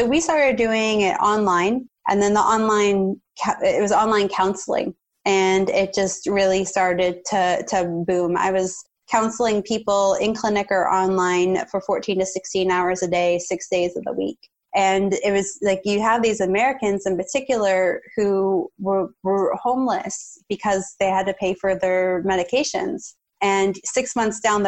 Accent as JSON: {"language": "English", "country": "Canada", "said": "As a Canadian"}